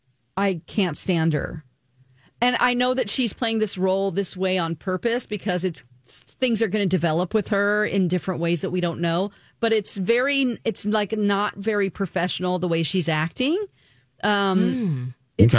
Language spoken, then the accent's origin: English; Springfield, Missouri, United States; one of them is in my hometown